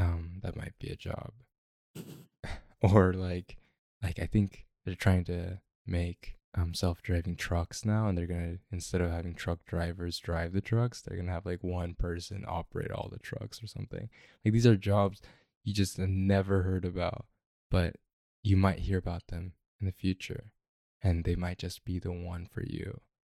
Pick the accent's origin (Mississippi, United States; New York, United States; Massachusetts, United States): Mississippi, United States; moved away; I grew up in Mississippi.